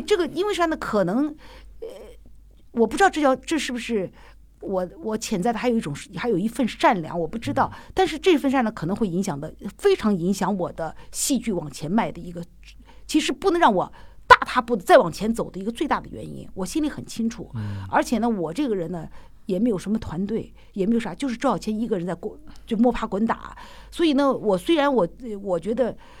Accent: Xi'an, Shaanxi, China; accent: Northwestern accent; Shaanxi; 后来我们西安人都会这样子

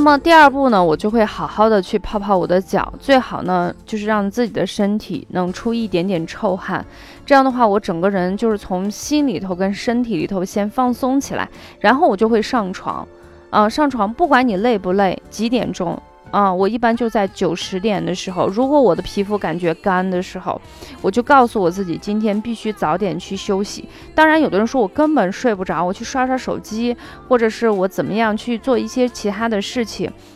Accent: Xi'an, Shaanxi, China; 我是出生在陕西西安的

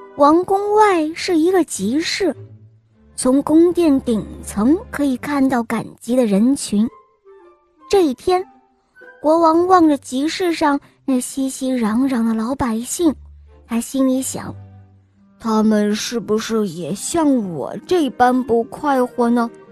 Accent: Xinjiang, China; 我来自新疆

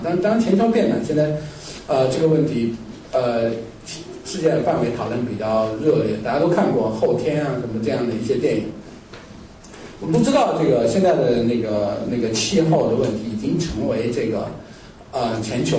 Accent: China; 就是说日本人比较恨我们中国人。

